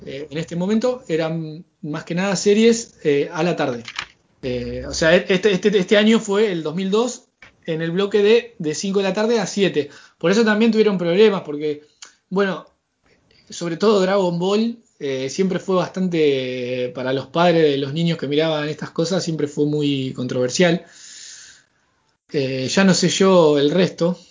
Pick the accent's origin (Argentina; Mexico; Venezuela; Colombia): Argentina; yo ya saben que soy argentino